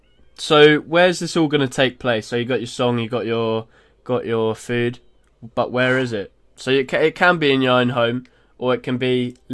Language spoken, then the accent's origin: English; Stevenage, East of England, United Kingdom; So we grew up in Stevenage.